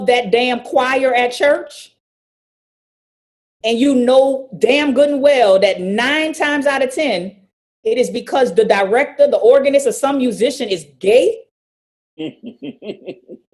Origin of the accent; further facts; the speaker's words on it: New Orleans, Louisiana, United States; I'm from New Orleans, which has the most black Catholics of anywhere